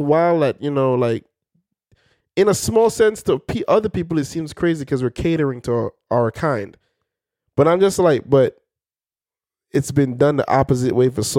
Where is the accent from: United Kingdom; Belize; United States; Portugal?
Belize; moved away; I'm from Belize